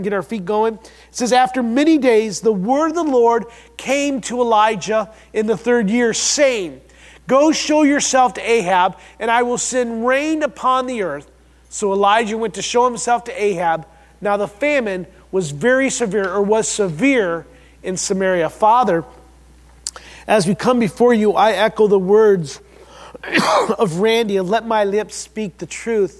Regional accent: Midwest, United States; we're from the Midwest

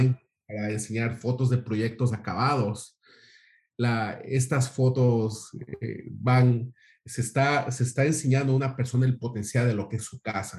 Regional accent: Ecuador; moved away; del mismo país que Osvaldo, de, de Ecuador

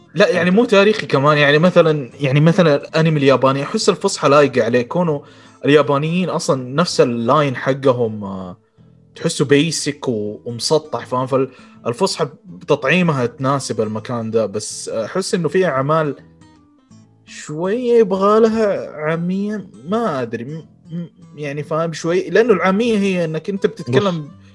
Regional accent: Saudi Arabia; accent: Saudi; اتكلم بلهجتي فاهم كذا سعودي

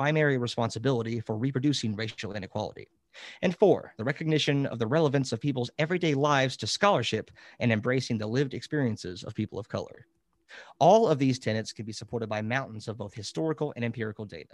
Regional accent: Kentucky, United States; In my home state of Kentucky

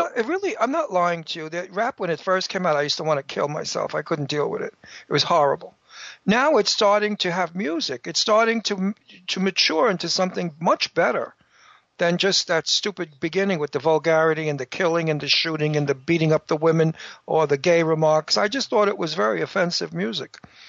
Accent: New York, United States; I'm from New York. I'm back.

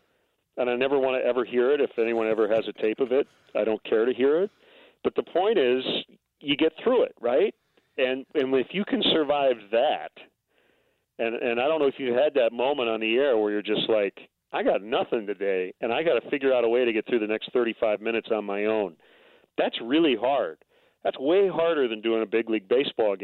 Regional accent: near Lansing, Michigan, United States; moved away; also born or lived in Milwaukee, Wisconsin; moved to Lansing, which is not far from my hometown

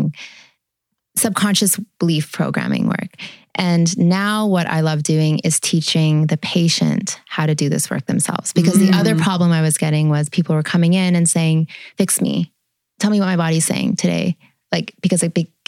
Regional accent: Grande Prairie, Alberta, Canada; also born or lived in Tumbler Ridge, British Columbia / Toronto / Fort McMurray; I moved at age 10 from Tumbler Ridge, BC, which is a really small town, to Grand Prairie, Alberta

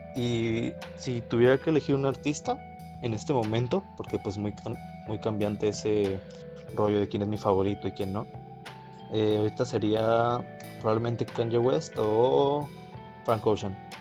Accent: Coahuila, Mexico; soy de Coahuila del Norte

